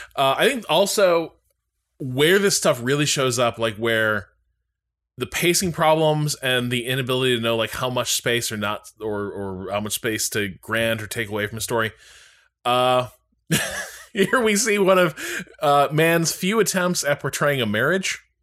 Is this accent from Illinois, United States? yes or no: yes; Chicago, Illinois, United States; I've been to Marshall Fields a million times growing up around Chicago